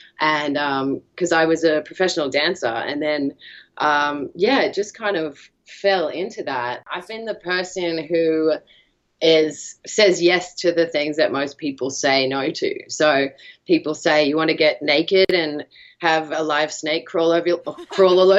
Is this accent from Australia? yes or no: yes; Australia; I'm from Australia